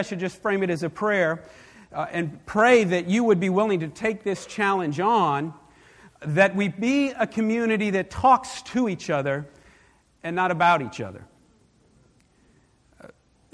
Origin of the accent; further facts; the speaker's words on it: New York, United States; When I was younger, growing up in New York